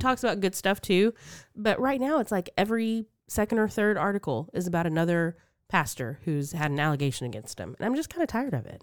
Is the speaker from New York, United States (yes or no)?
no; Texas, United States; moved away; also born or lived in Mississippi; I've been back in Texas for almost 20